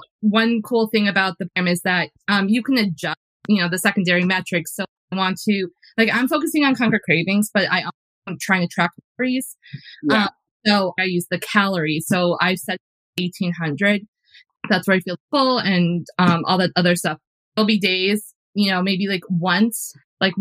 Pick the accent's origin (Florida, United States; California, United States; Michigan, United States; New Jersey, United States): New Jersey, United States; I grew up in New Jersey. So like I grew up, you know, half an hour outside of New York City